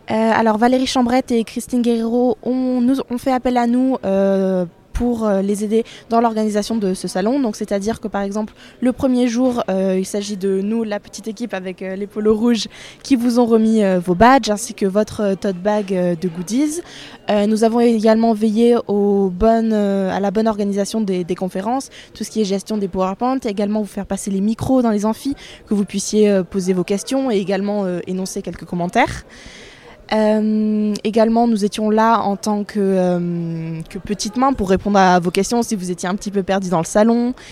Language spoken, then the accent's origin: French; Bordeaux, Nouvelle-Aquitaine, France; also born or lived in Seville, Spain; je suis bordelaise et actuellement en première année de master instrumentation nucléaire, toujours à Bordeaux.